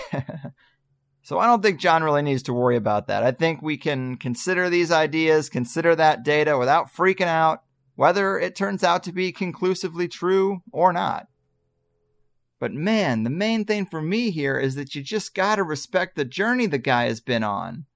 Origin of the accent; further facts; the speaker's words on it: Arnold, Missouri, United States; moved away; where I grew up in Arnold, Missouri.